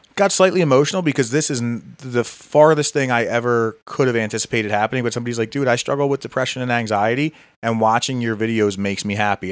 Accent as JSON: {"language": "English", "town": "Philadelphia", "region": "Pennsylvania", "country": "United States", "tie": "born or raised there", "lives_now": "Hatboro, United States", "said": "growing up in Philly"}